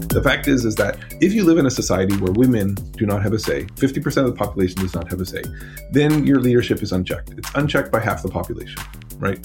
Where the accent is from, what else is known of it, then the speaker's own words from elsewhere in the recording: Ottawa, Ontario, Canada; moved away; I grew up in Canada, all over Eastern Ontario, eventually in Ottawa